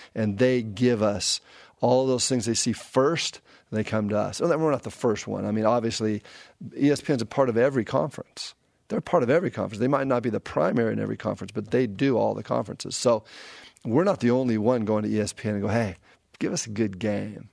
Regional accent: Pasadena, California, United States; it's in the Rose Bowl. This is my hometown

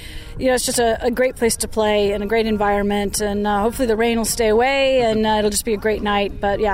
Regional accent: Portland, Oregon, United States; moved away; my hometown, I grew up

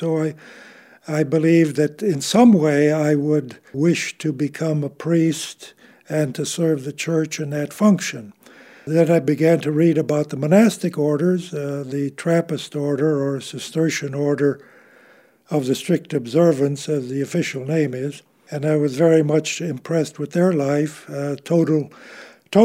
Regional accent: Chicago, Illinois, United States; born there; Well, I was born in Chicago to a very traditional Catholic family. My background is Polish on both sides of the family.

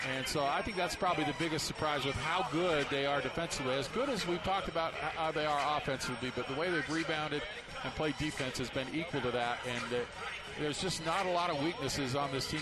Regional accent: Salt Lake City, Utah, United States; I grew up in Salt Lake

